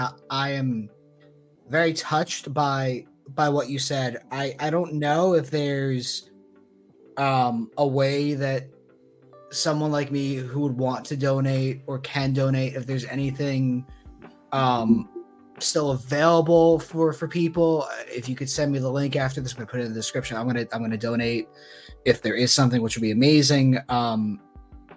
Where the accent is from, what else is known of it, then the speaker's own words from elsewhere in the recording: New Jersey, United States; I grew up in New Jersey